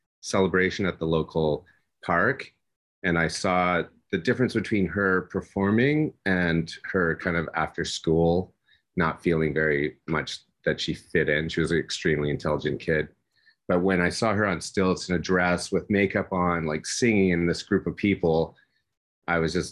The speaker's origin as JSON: {"language": "English", "town": "Vancouver", "region": "British Columbia", "country": "Canada", "tie": "born or raised there", "moved": "as an adult", "said": "I don't live in my hometown, I've really lost a lot of the relationships with the artists that I went to school"}